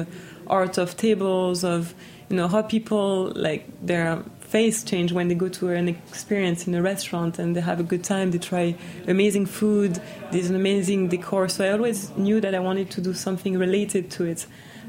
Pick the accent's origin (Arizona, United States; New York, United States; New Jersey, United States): New York, United States; born there